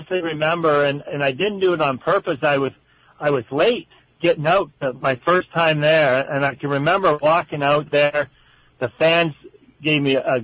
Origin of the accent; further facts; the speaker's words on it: Canada; As a Canadian boy